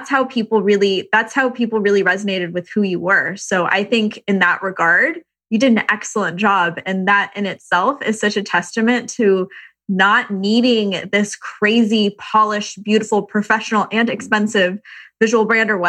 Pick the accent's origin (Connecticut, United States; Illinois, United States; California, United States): California, United States; Irvine; now in Venice, United States; Uh, Irvine.